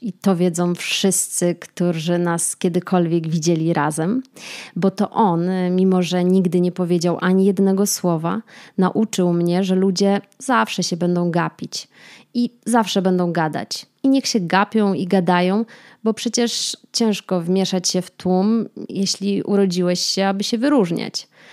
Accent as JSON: {"language": "Polish", "town": "Kraków", "region": "Lesser Poland", "country": "Poland", "also_born_or_lived": "Łódź", "moved": "as an adult", "lives_now": "Warsaw, Poland", "said": "Mieszkam w Warszawie, pochodzę z Krakowa, a studiowałam w Łodzi"}